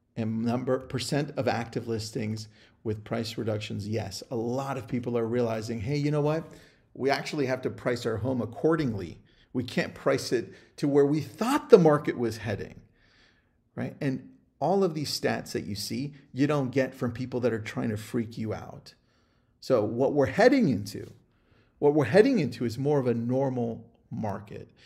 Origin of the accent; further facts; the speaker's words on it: California, United States; also born or lived in Ventura County; I'm from California.